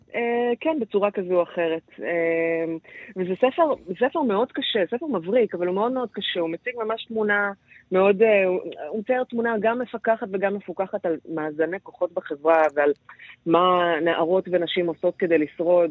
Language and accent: Hebrew; Israel